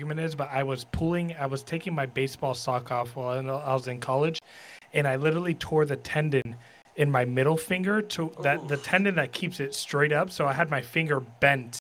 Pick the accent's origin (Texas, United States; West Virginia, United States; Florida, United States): Florida, United States; Sarasota; also born or lived in Miami, Florida; I grew up in Sarasota, Florida